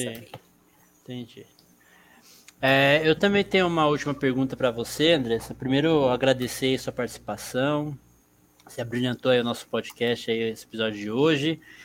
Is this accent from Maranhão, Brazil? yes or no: no; São Paulo, Brazil; Eu sou nascido aqui em São Paulo, mas meu sangue é baiano